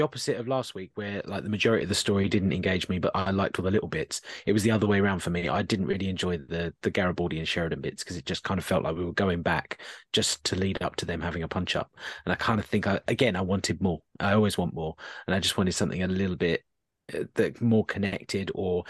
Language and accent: English; Netherlands; I'm from Dutch. I'm a Dutch person coming over to London.